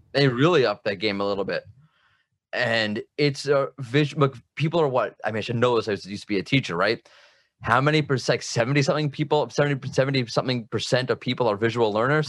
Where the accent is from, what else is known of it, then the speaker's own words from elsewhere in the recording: United States; now in Israel; I'm from America, but now I live in Israel